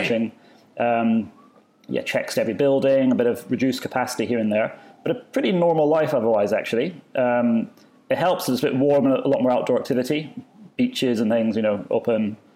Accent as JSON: {"language": "English", "town": "Edinburgh", "region": "Scotland", "country": "United Kingdom", "tie": "born or raised there", "moved": "as an adult", "lives_now": "Dubai, United Arab Emirates", "said": "my hometown Edinburgh"}